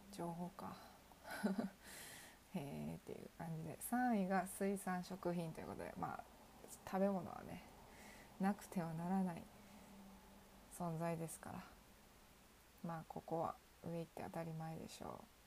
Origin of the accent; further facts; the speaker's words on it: Kansai, Japan; 地元の関西で行けるところ今の住んでいる実家から行けるところ